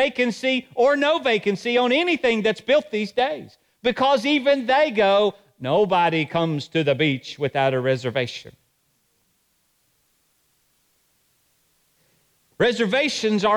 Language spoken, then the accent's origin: English; Johnson City, Tennessee, United States; I was raised in Johnson City